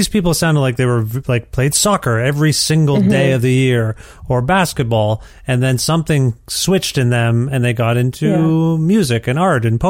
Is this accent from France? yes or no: no; Cambridge, Ontario, Canada; also born or lived in Guelph, Ontario; growing up in Cambridge, Ontario